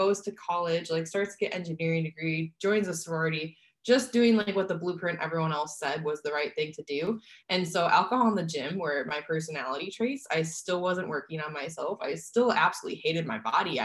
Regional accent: Midwest, United States; now in San Diego, United States; I grew up in the Midwest

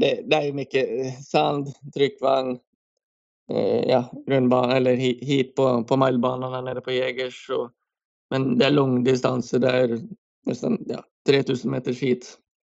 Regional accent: Norway; moved away as an adult; now in Sweden; hemma i Norge

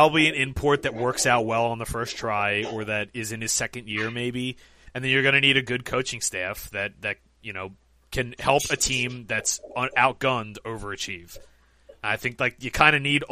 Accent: United States; we're all Americans

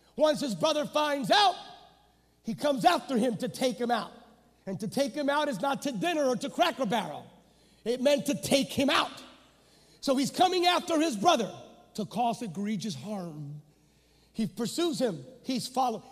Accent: Pennsylvania, United States; moved away as an adult; now in California, United States; I'm a Pennsylvania native. And in Pennsylvania, I grew up in an Assembly of God church

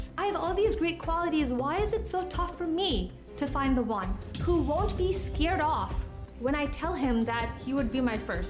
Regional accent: United States; I'm an American, born and raised.

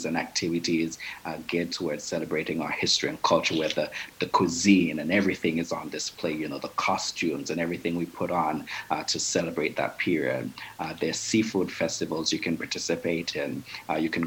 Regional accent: Antigua & Barbuda; We're English-speaking island as we're former British colonies.

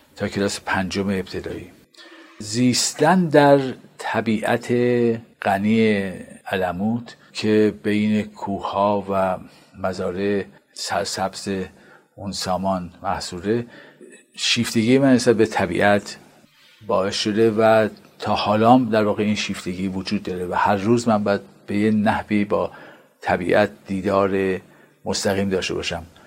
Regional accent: Qazvin, Qazvin Province, Iran; من در قزوین متولد شدم

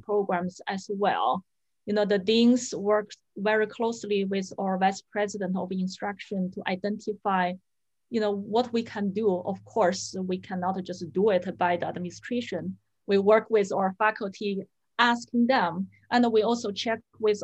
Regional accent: China; English is a second language; moved away as an adult; also born or lived in Washington State, United States; now in Washington, United States; my husband and I, we immigrated to the US back in 1999. My parents-in-law, they applied the green card for us. When we first come to the US, I couldn't speak English, couldn't understand a word. I did learn English in school, in colleges in China

